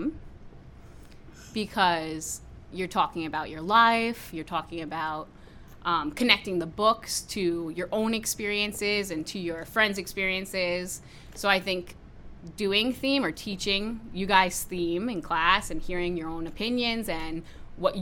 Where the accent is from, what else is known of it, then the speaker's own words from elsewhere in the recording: Warwick, New York, United States; I grew up in Warwick, so I went to Warwick Valley Middle School